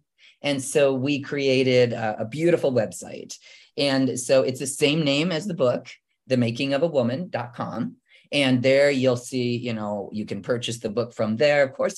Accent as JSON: {"language": "English", "region": "Midwestern United States", "country": "United States", "said": "So I didn't even know how to swim. I'm from the Midwest."}